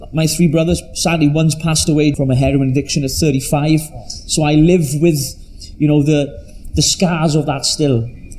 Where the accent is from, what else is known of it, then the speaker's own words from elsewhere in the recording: Llanelli, Wales, United Kingdom; I was brought up in, as you can tell from my accent, from very deep South Wales in a place called Llanelli